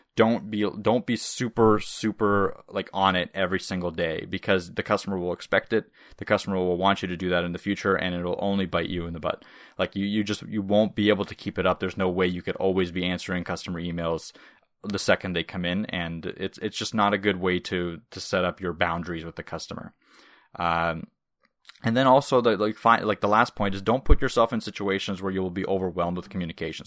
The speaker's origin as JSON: {"language": "English", "country": "Canada", "tie": "born or raised there", "first_language": "Russian", "second_language": "English", "said": "which Russian is technically my native language, but I moved to Canada when I was five"}